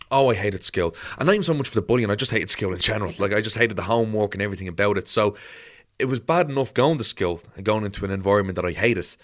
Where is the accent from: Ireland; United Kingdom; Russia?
Ireland; Dublin, Leinster; I'm born in Crumlin, born and raised in Crumlin